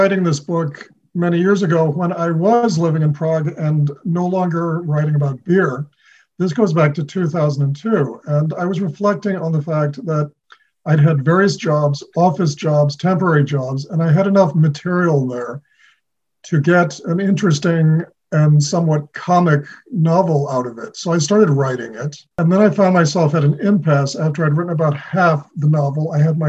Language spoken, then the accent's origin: English; New Delhi, Delhi, India; born there; also born or lived in Argentina / Chicago, United States; due to his posting at the U.S. Embassy in New Delhi, I was born in India. So I was born halfway around the world from where I am now.